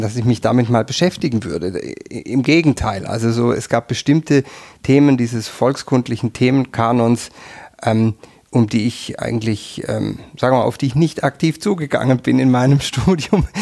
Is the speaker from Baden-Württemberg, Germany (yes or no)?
yes; near Tübingen, Baden-Württemberg, Germany; moved away as an adult; also born or lived in Freiburg; now in Tyrol, Austria; Ich bin in der Nähe von Tübingen aufgewachsen.